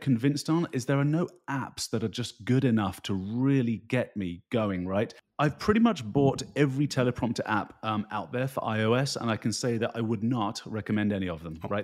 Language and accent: English; United Kingdom; moved away as an adult; also born or lived in Rocky Mountains, Canada; now in New Jersey, United States; you can tell by my uh, accent that I grew up in the United Kingdom